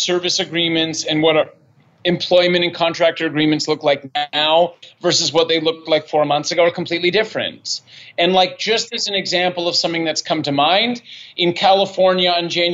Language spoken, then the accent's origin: English; Toronto, Ontario, Canada; moved away; also born or lived in Montreal / Vancouver; I'm from Canada. I'm Canadian